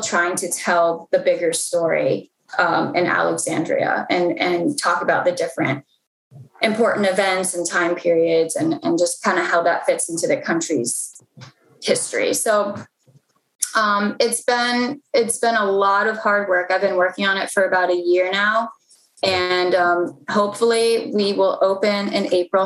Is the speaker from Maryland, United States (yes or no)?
yes; Mount Rainier, Maryland, United States; I was born and raised in PG County. Um, I was born in Mount Rainier, Maryland